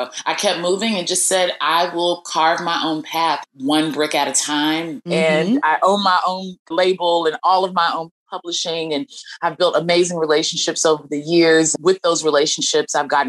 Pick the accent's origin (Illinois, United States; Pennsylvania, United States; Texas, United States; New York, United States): Texas, United States; Dallas; moved away; I'm from Dallas, Texas originally.